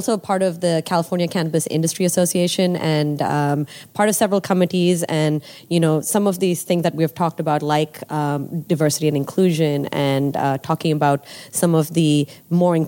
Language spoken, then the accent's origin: English; Nigeria; moved away as an adult; I grew up in Nigeria.